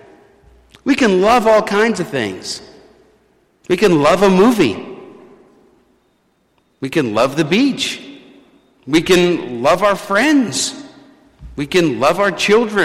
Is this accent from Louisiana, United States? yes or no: yes; New Orleans, Louisiana, United States; When I was growing up in New Orleans